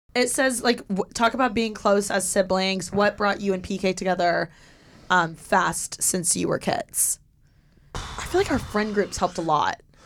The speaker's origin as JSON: {"language": "English", "region": "Indiana", "country": "United States", "tie": "born or raised there", "moved": "as an adult", "lives_now": "Los Angeles, United States", "said": "my hometown is everyone's so judgmental"}